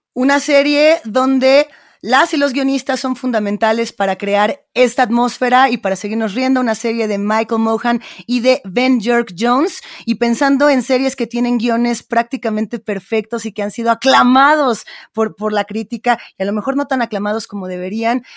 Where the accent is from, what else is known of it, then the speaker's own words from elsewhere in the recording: Mexico; en México tenemos ejemplos bien interesantes de radios negras o de programas que están haciendo esto mismo y que tenemos que recuperar